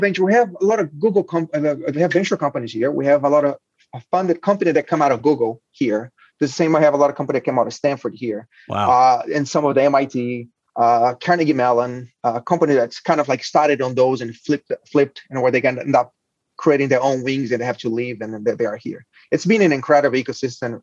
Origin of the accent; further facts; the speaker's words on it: Brazil; moved away as an adult; now in United States; I'm, I'm Brazilian. I was born in Brazil. I went to a mechatronic engineering high school, then uh, went to law school